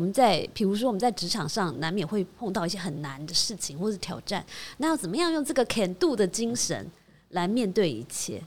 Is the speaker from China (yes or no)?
no; Taiwan; 我们台湾人